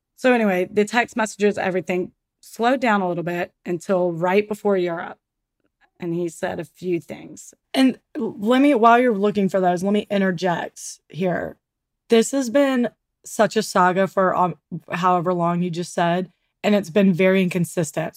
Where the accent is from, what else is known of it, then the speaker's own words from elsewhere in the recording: Mountain Brook, Alabama, United States; we grew up in Mount Brook